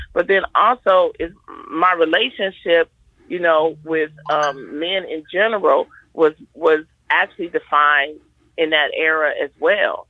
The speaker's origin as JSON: {"language": "English", "town": "Detroit", "region": "Michigan", "country": "United States", "tie": "born or raised there", "said": "I grew up in Detroit in the Brewster Project"}